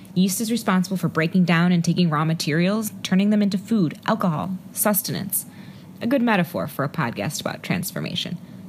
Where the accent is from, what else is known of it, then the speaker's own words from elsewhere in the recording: Cleveland, Ohio, United States; moved away as an adult; get reacquainted with my hometown was a joy. Cleveland's experienced a renaissance of sorts